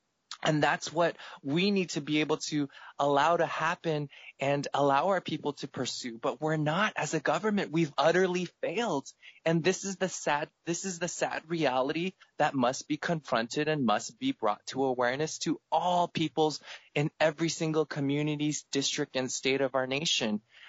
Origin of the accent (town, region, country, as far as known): United States